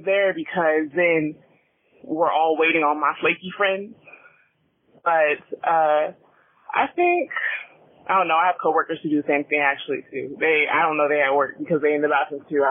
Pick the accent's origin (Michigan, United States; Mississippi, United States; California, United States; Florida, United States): California, United States; Southern; I'm from Southern California